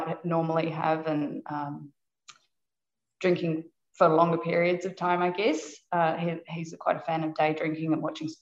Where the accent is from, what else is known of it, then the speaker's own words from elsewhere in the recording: New Zealand; moved away as an adult; also born or lived in Australia; I was originally from New Zealand, and then I moved to Australia after I finished university